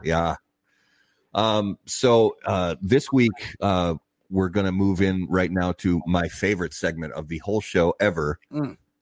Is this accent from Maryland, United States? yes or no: no; Indiana, United States; I grew up in Indiana